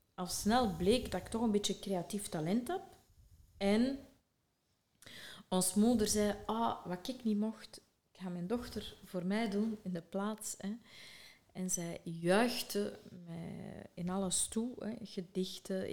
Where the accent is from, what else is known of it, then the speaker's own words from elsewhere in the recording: Sint-Niklaas, Flanders, Belgium; ben ik geboren in Sint-Niklaas